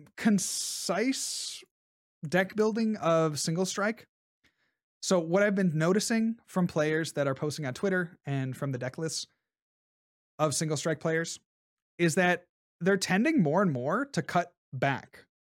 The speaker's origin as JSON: {"language": "English", "town": "Columbus", "region": "Ohio", "country": "United States", "tie": "born or raised there", "said": "Columbus, right? That's my hometown."}